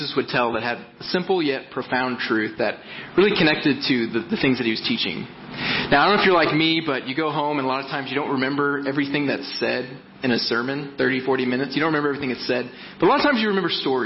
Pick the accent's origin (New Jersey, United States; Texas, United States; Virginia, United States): Texas, United States; moved away as an adult; also born or lived in Mississauga, Canada; I'm originally from Texas